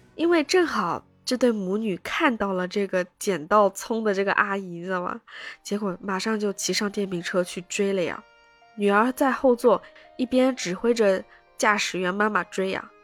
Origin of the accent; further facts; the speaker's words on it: Shanghai, China; 我们上海人